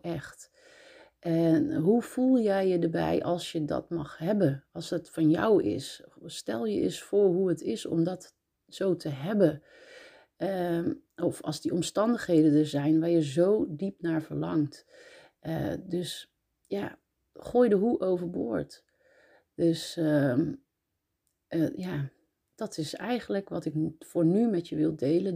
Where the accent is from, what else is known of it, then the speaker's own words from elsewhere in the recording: Breda, North Brabant, Netherlands; also born or lived in North Holland; now in Nuenen, Netherlands; Ik ben eh, geboren in Noord-Holland, opgegroeid in Breda